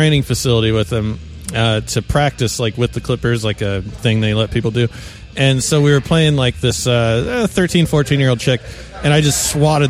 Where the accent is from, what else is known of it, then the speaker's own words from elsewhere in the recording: Fairbanks, Alaska, United States; I grew up in Fairbanks, Alaska, which is, regardless of the jokes people make, it's a very diverse place.